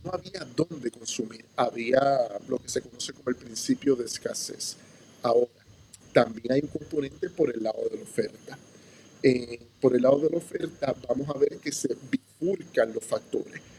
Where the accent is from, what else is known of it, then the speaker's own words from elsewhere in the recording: Puerto Rico; Puerto Rico y los puertorriqueños